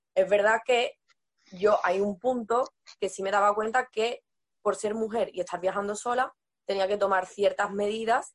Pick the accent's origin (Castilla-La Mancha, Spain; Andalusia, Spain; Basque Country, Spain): Andalusia, Spain; Seville province; moved away as an adult; yo soy sevillana, soy, mi familia es de la ciudad, de Sevilla a Sevilla, pero yo en realidad ellos se mudaron a un pueblo y yo me he criado en ese pueblo